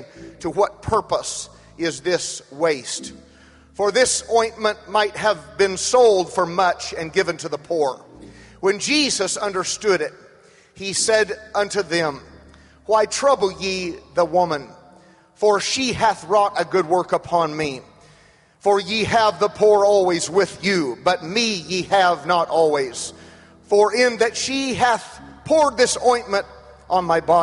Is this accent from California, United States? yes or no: yes; Madera, California, United States; I was born in Madera, California